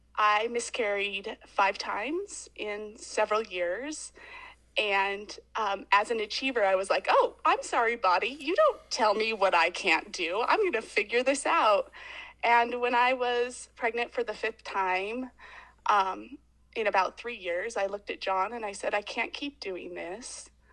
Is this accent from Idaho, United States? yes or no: yes; Boise, Idaho, United States; I grew up in Boise, Idaho, in quite a traditional